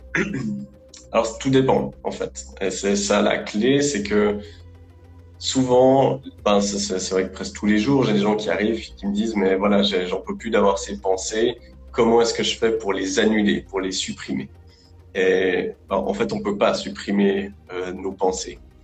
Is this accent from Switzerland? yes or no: yes; Lausanne, Vaud, Switzerland; je, je, bosse en Suisse, à Lausanne. Je suis suisse d'origine, j'ai toujours vécu euh, ici